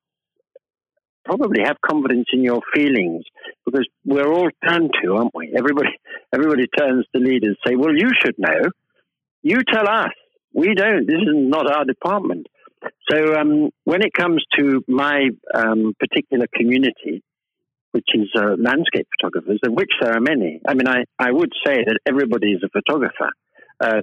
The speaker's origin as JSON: {"language": "English", "country": "United Kingdom", "said": "being British people"}